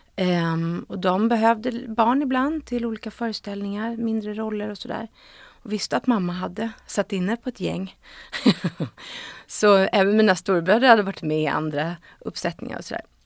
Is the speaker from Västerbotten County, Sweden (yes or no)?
no; Stockholm, Stockholm County, Sweden; jag är uppvuxen på Östermalm och i Gamla stan. Um, och min pappa bodde på Söder. Så jag liksom eh, innerstadstjej